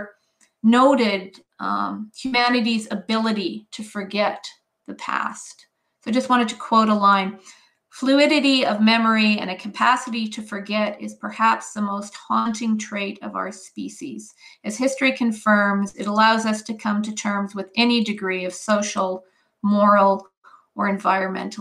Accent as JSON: {"language": "English", "town": "Edmonton", "region": "Alberta", "country": "Canada", "tie": "born or raised there", "also_born_or_lived": "Swift Current, Saskatchewan / Ontario / New Brunswick / Japan", "moved": "as an adult", "said": "I was born in Swift Current, Saskatchewan, but my father's family goes all the way back to 1891 in Alberta. They were settlers in the Red Deer area. And we moved back to Edmonton, to Edmonton when I was quite young. So I grew up in Edmonton"}